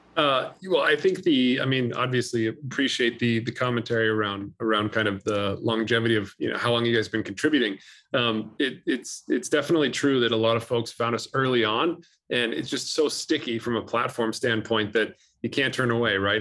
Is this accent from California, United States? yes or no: yes; California, United States; my home state of California